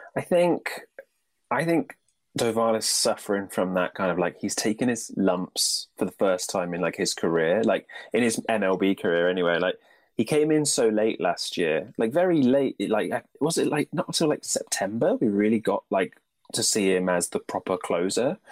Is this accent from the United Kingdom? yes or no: yes; United Kingdom; being British